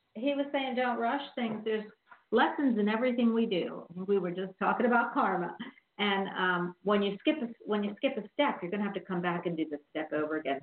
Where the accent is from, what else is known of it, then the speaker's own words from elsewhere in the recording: Philadelphia, Pennsylvania, United States; now in Florida, United States; I'm from Philly, and we had South Philly, all the Italian